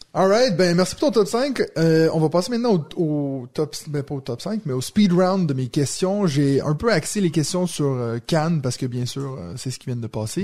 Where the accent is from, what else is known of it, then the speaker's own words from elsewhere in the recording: Quebec, Canada; je viens du Québec